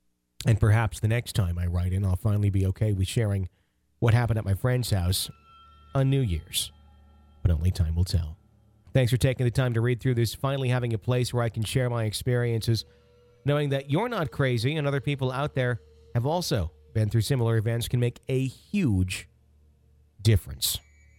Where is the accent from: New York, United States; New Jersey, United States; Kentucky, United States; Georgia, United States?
Kentucky, United States; Louisville; both my mother and I experienced while growing up in Louisville, Kentucky.